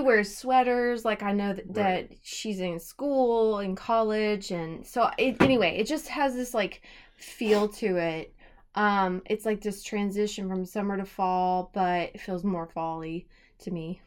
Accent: United States; I'm American

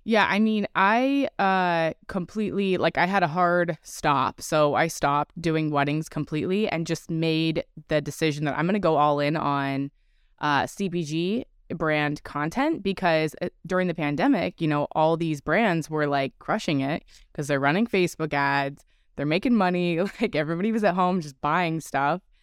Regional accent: California, United States; I'm originally from California

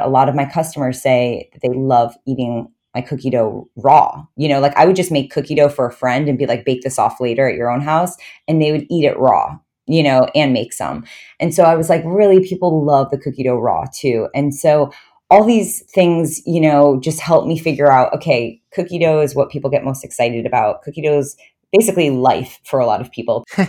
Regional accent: New York, United States; I grew up in New York, and I actually went to U S C for college

